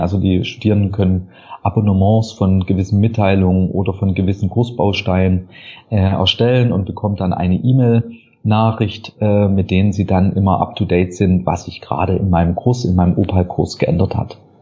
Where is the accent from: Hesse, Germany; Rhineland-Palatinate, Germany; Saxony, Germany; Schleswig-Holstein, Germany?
Saxony, Germany; moved away as an adult; also born or lived in Halle an der Saale / Lübeck / Zürich; Ich komme aus Sachsen